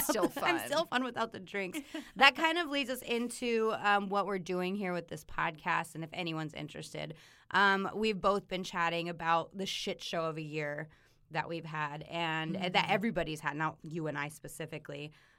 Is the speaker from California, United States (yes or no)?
no; Colorado, United States; But I grew up in Colorado. I was there my entire life.